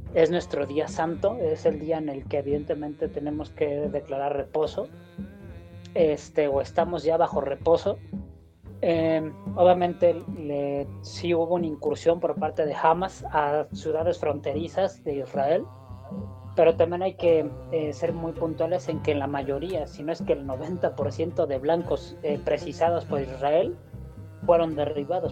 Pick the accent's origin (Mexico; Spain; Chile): Mexico; Como judío mexicano